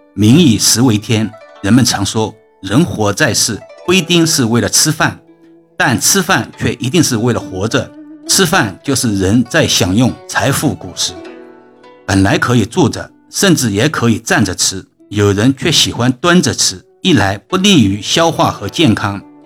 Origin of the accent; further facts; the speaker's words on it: China; 所以，我们中国人在过年的时候都会逢人必说恭喜发财